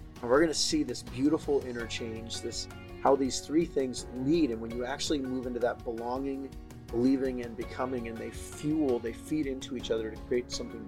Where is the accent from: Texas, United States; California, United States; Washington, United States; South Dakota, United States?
California, United States; San Diego; also born or lived in Wisconsin / Maine; I moved about every 2 years as a kid. I was born in San Diego, moved to Wisconsin for 2 years, came back to San Diego, then moved to Maine for 2 years, then came back to San Diego.